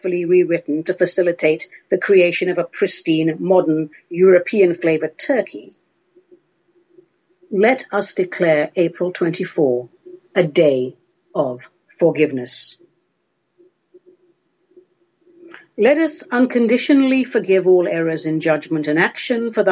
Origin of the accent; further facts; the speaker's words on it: London, United Kingdom; moved away as an adult; now in Oregon, United States; I grew up in the UK, in London. I was educated in the UK. I'm still very much a London girl.